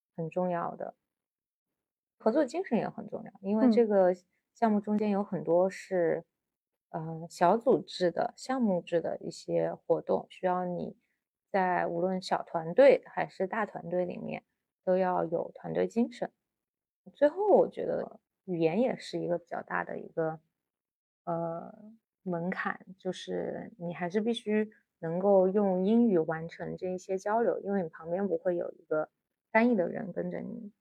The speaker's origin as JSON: {"language": "Chinese", "country": "China", "said": "我们中国人"}